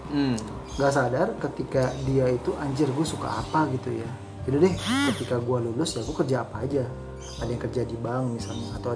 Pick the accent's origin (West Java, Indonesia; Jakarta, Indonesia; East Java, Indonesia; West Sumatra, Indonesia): Jakarta, Indonesia; karena ya gue dulu dari Jakarta kan.